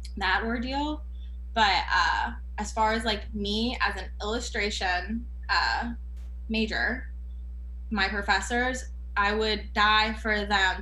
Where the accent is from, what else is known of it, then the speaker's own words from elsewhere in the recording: Fayetteville, North Carolina, United States; also born or lived in Canada / Georgia; my parents hit the road and moved to of all places, they picked Fayetteville, North Carolina, which I love my hometown